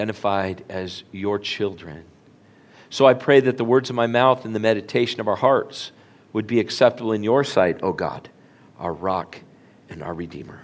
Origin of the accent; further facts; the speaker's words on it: Flagstaff, Arizona, United States; now in Orange, United States; when we grew up in Flagstaff, I don't think we knew it then, but we lived on the poor side of town